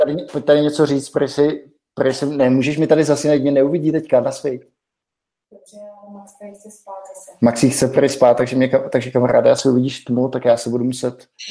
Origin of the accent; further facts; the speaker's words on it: South Bohemian Region, Czechia; now in Prague, Czech Republic; u nás v Jižních Čechách